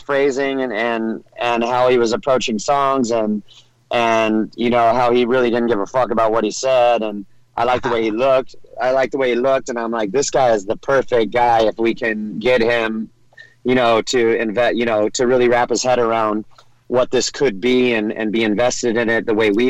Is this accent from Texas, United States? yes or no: no; Orange County, California, United States; I grew up in Orange County, California